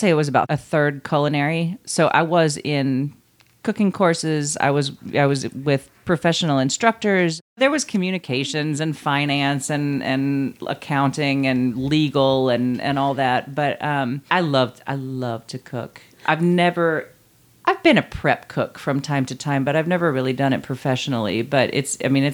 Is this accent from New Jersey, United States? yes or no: no; Knoxville, Tennessee, United States; moved away as an adult; also born or lived in Santa Cruz, California; I was born and raised in South Knoxville, and I moved away from Knoxville